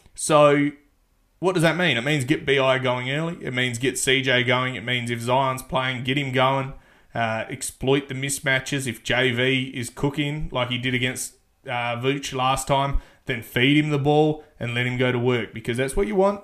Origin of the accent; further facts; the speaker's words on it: Australia; I'm an Australian